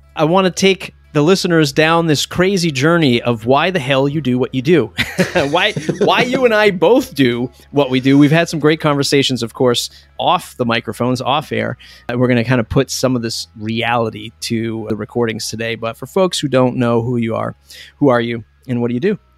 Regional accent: Boston, Massachusetts, United States; I'm from the Boston area

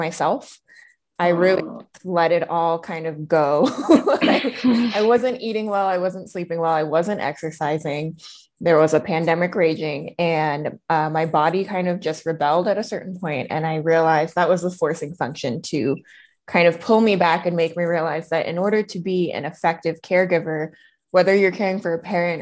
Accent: East Coast, United States; now in Denver, United States; I currently live in Denver, although I'm originally from the East Coast.

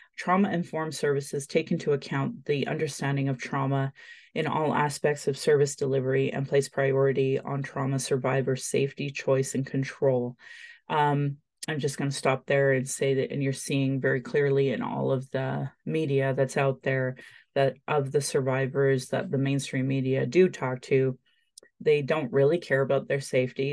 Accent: Calgary, Alberta, Canada; I was born in Calgary

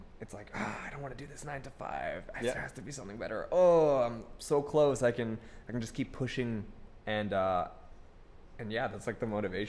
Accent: Philippines; But I'm Filipino, so like.

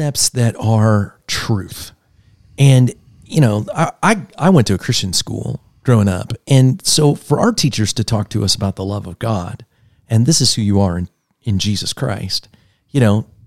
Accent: Pittsburgh, Pennsylvania, United States; When I was a little kid, I grew up in Pittsburgh.

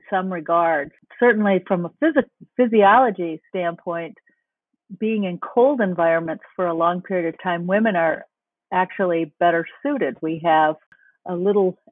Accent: Minnesota, United States; as a Minnesotan

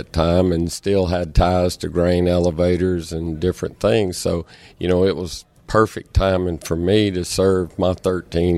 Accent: Ferriday, Louisiana, United States; I grew up in Faraday, Louisiana

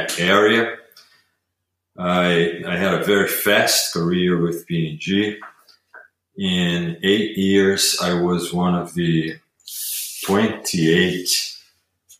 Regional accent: Rio de Janeiro, Brazil; moved away as an adult; So I am originally from Brazil. I grew up there in Rio.

